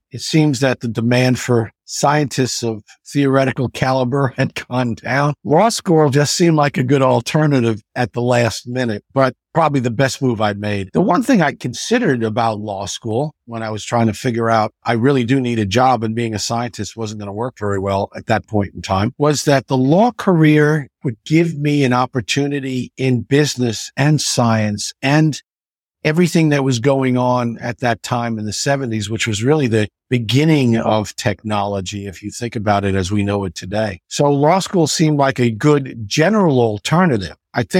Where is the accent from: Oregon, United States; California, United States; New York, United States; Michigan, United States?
New York, United States; Astoria; also born or lived in Long Island; And I grew up in Astoria, New York. And quite honestly, my parents moved to a little apartment over a bar under the subway station.